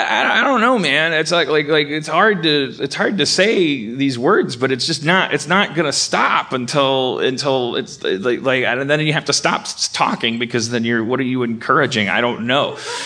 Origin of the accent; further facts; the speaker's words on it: California, United States; I'm just saying, I'm a Californian. I mean, I know better than the rest of the country